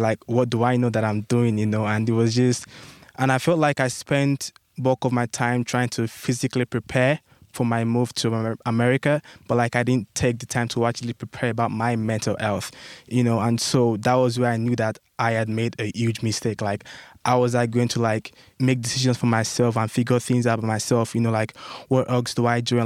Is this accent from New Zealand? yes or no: no; Nigeria; moved away as an adult; now in United States; my home country, back in Nigeria